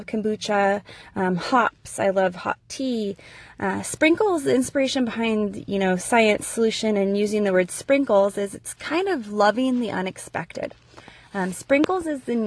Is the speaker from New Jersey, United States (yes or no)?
no; California, United States; moved away as an adult; now in Idaho, United States; I was born and raised in California.